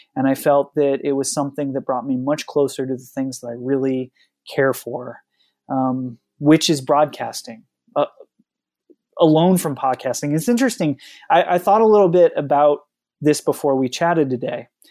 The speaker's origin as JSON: {"language": "English", "region": "Oregon coast", "country": "United States", "tie": "born or raised there", "said": "I grew up on the Oregon coast"}